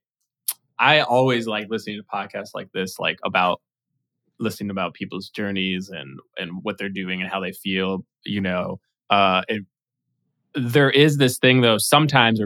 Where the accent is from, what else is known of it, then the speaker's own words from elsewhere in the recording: New York, United States; I was born in New York and I went to NYU